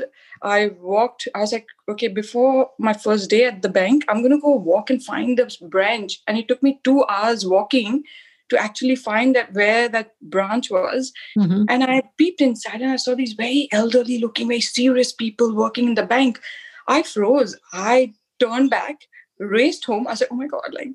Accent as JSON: {"language": "English", "town": "Mumbai", "region": "Maharashtra", "country": "India", "tie": "born or raised there", "also_born_or_lived": "Jaipur, India", "moved": "as an adult", "lives_now": "Sydney, Australia"}